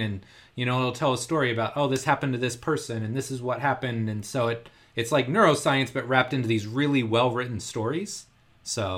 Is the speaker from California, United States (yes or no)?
no; Indianapolis, Indiana, United States; the Indianapolis Colts, which is a really popular N F L team, it's my hometown team